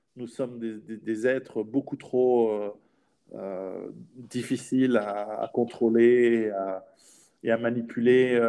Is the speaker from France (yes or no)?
no; Switzerland; je suis en, en Suisse, je suis suisse